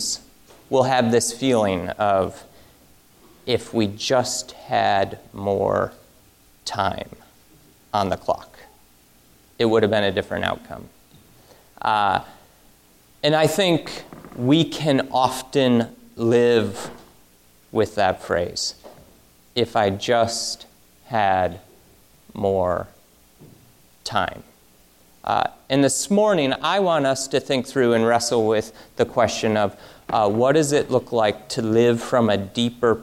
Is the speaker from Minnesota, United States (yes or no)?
no; Michigan, United States; moved away; I'm from Michigan